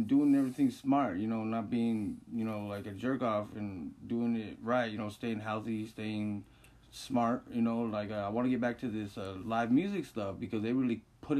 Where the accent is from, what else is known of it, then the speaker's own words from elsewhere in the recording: Denver, Colorado, United States; also born or lived in California; I was born and raised in Denver, yeah, back here from California.